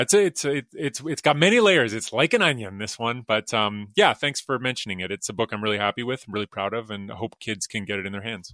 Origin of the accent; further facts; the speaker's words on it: Alberta, Canada; I'm from Alberta like you are, and, uh, there's a lake up near Edmonton where I would go as a kid